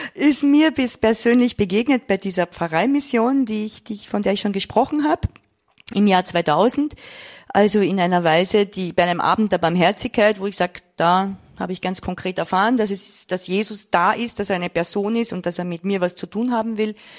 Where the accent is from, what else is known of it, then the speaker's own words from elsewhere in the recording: Vienna, Austria; Ich komme aus Wien